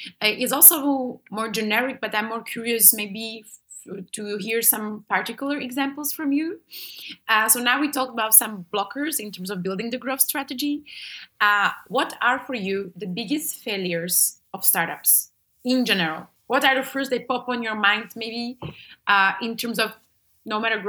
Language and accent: English; Slovakia; I'm from Slovakia.